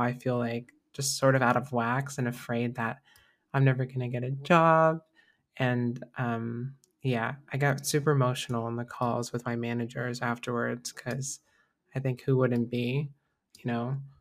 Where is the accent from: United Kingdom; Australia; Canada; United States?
United States; growing up in America